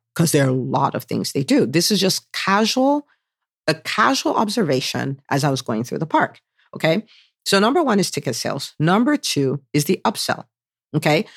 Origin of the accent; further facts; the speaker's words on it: Nigeria; now in United States; growing up in Nigeria